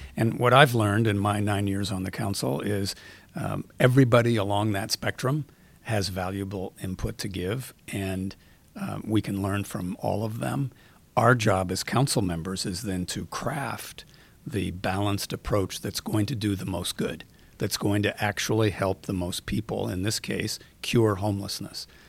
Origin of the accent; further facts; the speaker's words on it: Seattle, Washington, United States; I grew up in Seattle. I've been here, um, my whole life